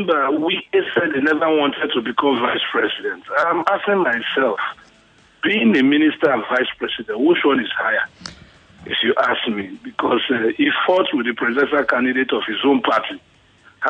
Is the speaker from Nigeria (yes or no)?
yes; Delta, Nigeria; my home state, Delta.